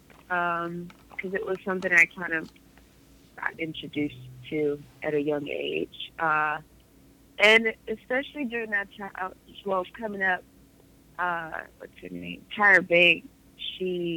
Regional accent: Los Angeles, California, United States; also born or lived in Detroit, Michigan; I live in Los Angeles, California. I was born in Detroit, Michigan

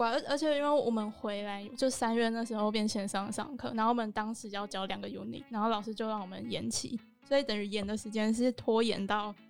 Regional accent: Taiwan; 就是我们台湾人都有自己选好做，可是最后很像我们自己在弄。

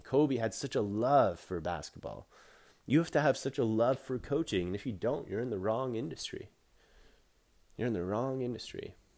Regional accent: Canada; I'm a Canadian boy

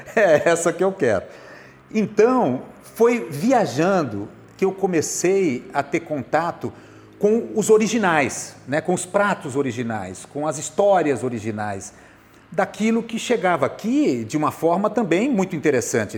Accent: Bauru, São Paulo, Brazil; moved away as an adult; now in Rio de Janeiro, Brazil; Eu sou de Bauru. Bauru, eu morei na zona rural de Bauru durante um tempo, a minha infância eu morei

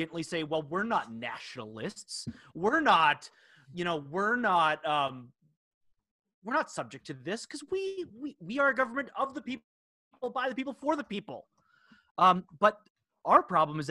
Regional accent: United States; we as Americans

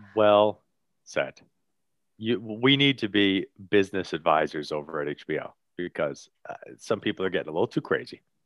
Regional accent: Bayonne, New Jersey, United States; he is from my hometown

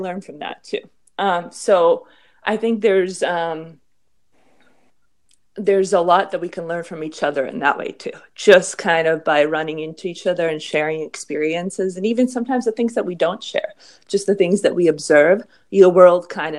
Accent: Boston, Massachusetts, United States; also born or lived in New York City / Philadelphia; growing up in Boston and NYC and Philly

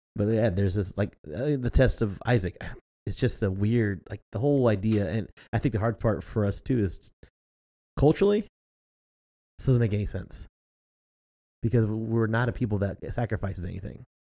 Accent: United States; as an American

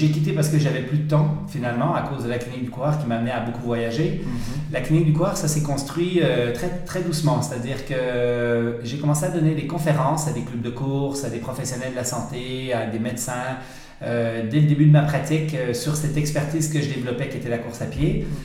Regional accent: Switzerland; accent: Swiss; now in Canada; effectivement, c'est drôle quand je reviens en Suisse et que je parle avec des Suisses, je reprends un peu mon accent suisse.

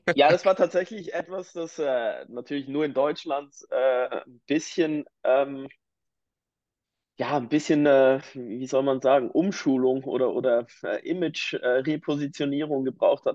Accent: near Biel, Bern, Switzerland; ich komme eigentlich ähm, ganz aus der Nähe von, äh, von Biel, also eines der Hauptcluster in der Uhrenindustrie, der Schweizer Uhrenindustrie. Ähm, bin in einem ganz äh, ländlichen Dörfchen aufgewachsen

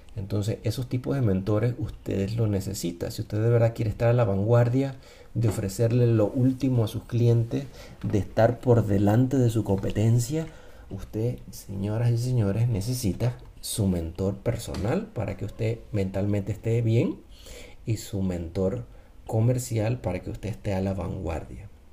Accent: Panama; moved away; also born or lived in United States; yo vine de una familia de clase media alta, vamos a decir, no vamos a decir que éramos millonarios ni tampoco éramos pobres, pero yo salí de Panamá

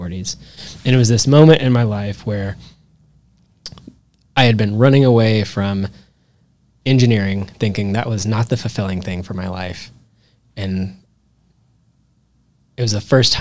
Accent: Dallas, Texas, United States; also born or lived in Houston / upstate New York; I grew up here in Dallas, mostly lived all of my life in North Dallas.

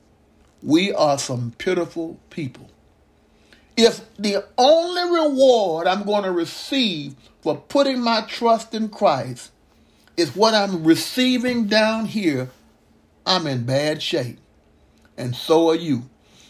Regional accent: Mississippi, United States; growing up in Mississippi

